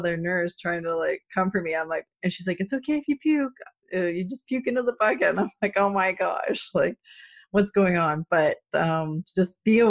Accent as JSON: {"language": "English", "country": "Canada", "said": "being Canadian"}